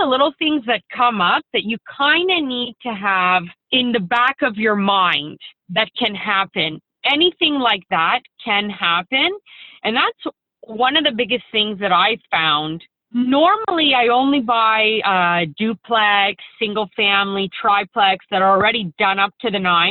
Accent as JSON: {"language": "English", "town": "Windsor", "region": "Ontario", "country": "Canada", "said": "I'm from Windsor, Ontario"}